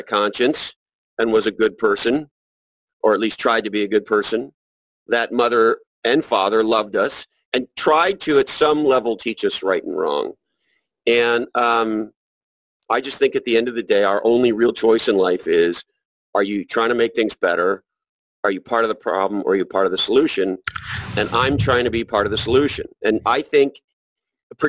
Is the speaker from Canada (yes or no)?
yes; Montreal, Quebec, Canada; I grew up in Montreal, Canada, and I went to school in the subway